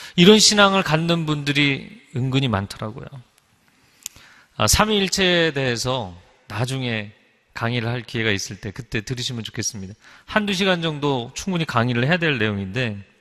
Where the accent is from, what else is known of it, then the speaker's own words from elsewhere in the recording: Seoul, South Korea; 제가 어릴 적 잠실에 살면서